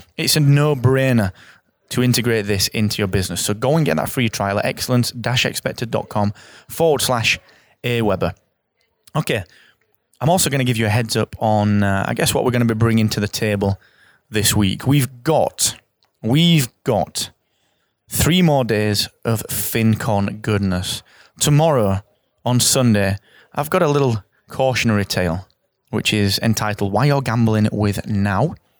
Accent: England, United Kingdom; I'm English, I live in England

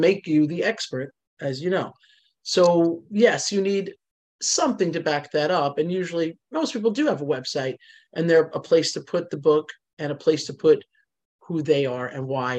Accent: New Jersey, United States; I am Italian and from New Jersey.

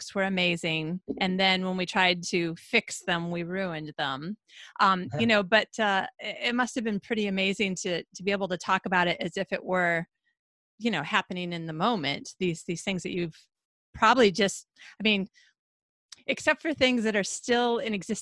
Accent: Michigan, United States; also born or lived in Philadelphia, Pennsylvania / California; now in Sweden; I grew up in Michigan. So right off Lake Michigan, the Great Lake.

